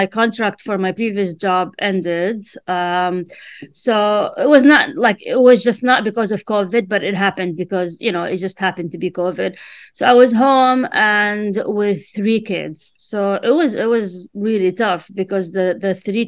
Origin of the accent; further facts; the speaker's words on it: Amman, Amman Governorate, Jordan; first language Arabic; English is a second language; moved away as an adult; now in Washington, DC, United States; I was born in Amman, Jordan. And sorry, since I was really young, I loved reading. And I used to read and write in my native language, which is Arabic.